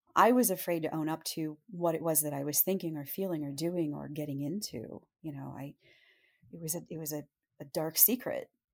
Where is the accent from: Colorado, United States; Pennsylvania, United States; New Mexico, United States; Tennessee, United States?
Pennsylvania, United States; Montoursville; also born or lived in Williamsport, Pennsylvania; I was born in Williamsport, Pennsylvania, and I grew up in a rather small town called Montoursville